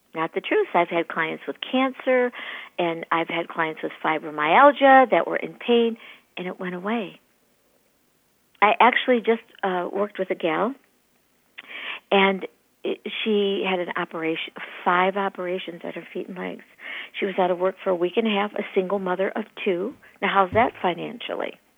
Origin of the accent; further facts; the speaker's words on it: Michigan, United States; moved away as an adult; now in East Valley, Arizona, United States; I grew up in Michigan